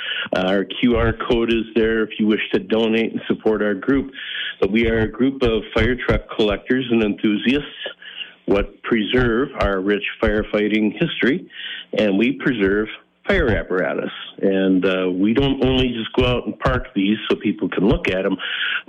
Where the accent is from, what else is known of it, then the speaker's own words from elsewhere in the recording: Northfield, Minnesota, United States; I'm from Northfield.